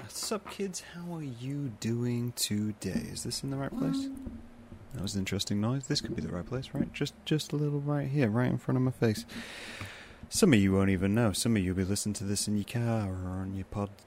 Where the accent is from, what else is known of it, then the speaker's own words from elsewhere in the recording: Midlands, United Kingdom; moved away; I'm apparently not not allowed to be part of any of it because I'm from the Midlands, and then I rejected the Midlands by moving away to another part of the world.